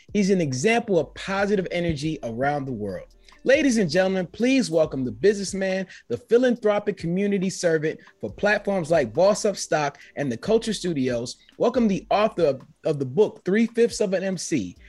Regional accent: United States; being an American that I was only taught one language

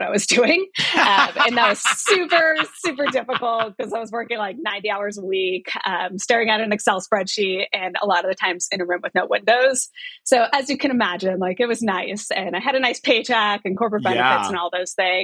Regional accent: New York, United States; now in Los Angeles, United States; I'm from New York

